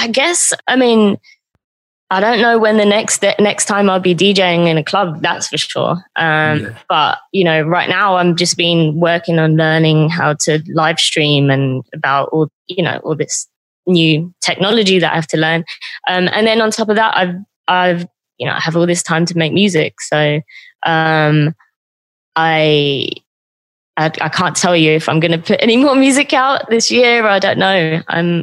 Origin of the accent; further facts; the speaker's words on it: Croydon, London, United Kingdom; I'm from Croydon. I grew up in South London.